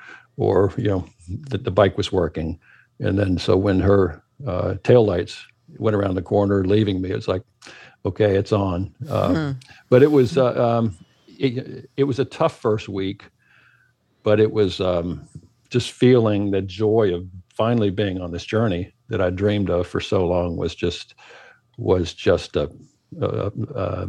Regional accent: Minnesota, United States; moved away; I am originally from Minnesota

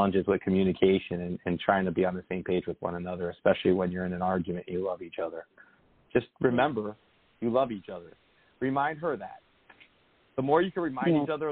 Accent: New Jersey, United States; moved away; I'm from the North Jersey originally

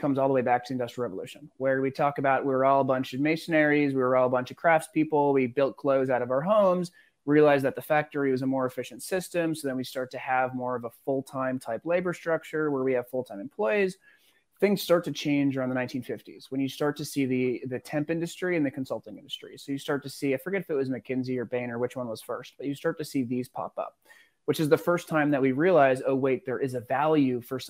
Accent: Newburyport, Massachusetts, United States; also born or lived in Singapore; now in Miami, United States; growing up outside of Boston, right? It's pretty working class

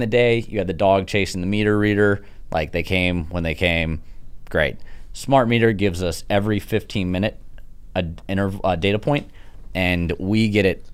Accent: Sugar Land, Texas, United States; also born or lived in Sharpstown, Houston, Texas / Chicago / New York; I, grew up in Sugarland

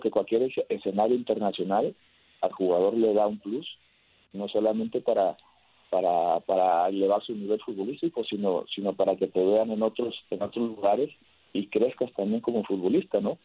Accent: Mexico; somos un país muy grande

